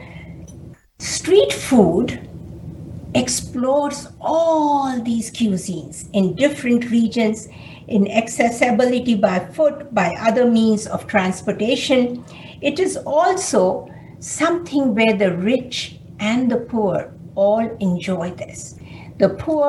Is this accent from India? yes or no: yes; India; moved away as an adult; also born or lived in Chicago; now in United States